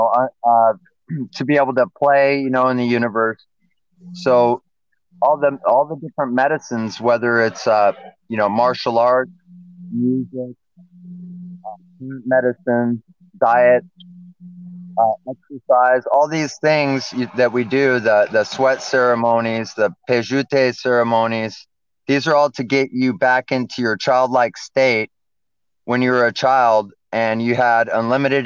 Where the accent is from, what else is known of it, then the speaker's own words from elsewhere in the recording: Los Angeles, California, United States; now in Hawaii, United States; I grew up in Los Angeles